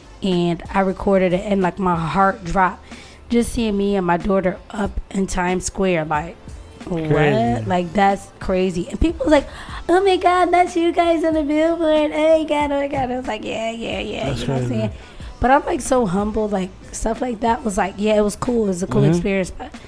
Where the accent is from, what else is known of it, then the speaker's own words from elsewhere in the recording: Connecticut, United States; we're from Connecticut.